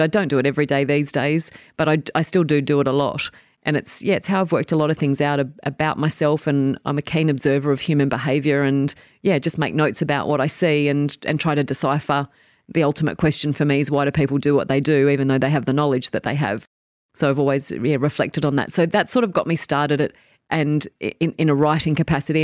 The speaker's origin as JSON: {"language": "English", "town": "Tamworth", "region": "New South Wales", "country": "Australia", "tie": "born or raised there", "moved": "as an adult", "lives_now": "New Zealand"}